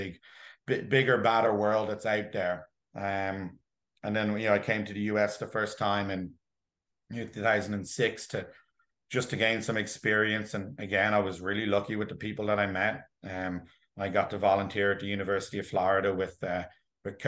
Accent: Dublin, Leinster, Ireland; now in New Jersey, United States; I grew up in Dublin, in Ireland, and I swam in a couple of swim clubs back there

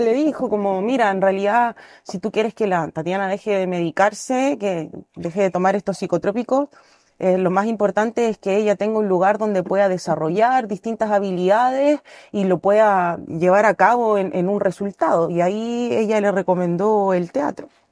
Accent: Santiago, Santiago Metropolitan Region, Chile; moved away as an adult; also born or lived in Mendoza, Argentina; now in Pucón, Chile; yo originalmente soy de Santiago, nacida y criada en la capital

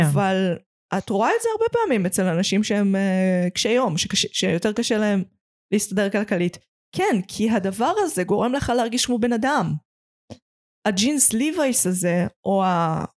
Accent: Petah Tikva, Central District, Israel; פתח תקווה זה לא פריפריה, אבל במקום שאני גדלתי בו, שאני לא גרה בו עכשיו

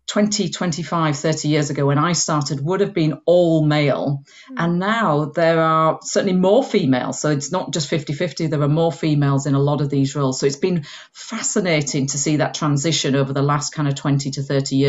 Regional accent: Huddersfield, Yorkshire and the Humber, United Kingdom; accent: Yorkshire; moved away as an adult; now in South of England, United Kingdom; I've got a twang of a Yorkshire accent in here, although I've lived in the south of England for the last 25 years. But I grew up in Yorkshire on top of the Pennines in Uddersfield

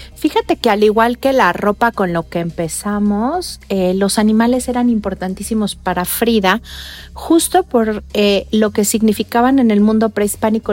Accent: Mexico; como mexicanos

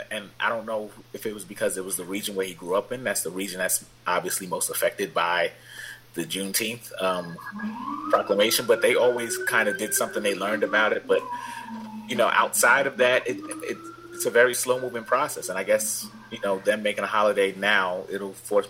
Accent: New York City, New York, United States; I remember riding down Eastern Parkway when I was a little kid growing up in Brooklyn

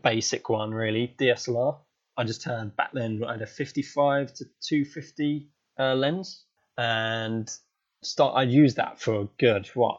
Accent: South East England, United Kingdom; So I'm from Southern England, down in the south, just by London. Quite lucky to kind of got a lot of airports around us, like civil ones, not so many military ones

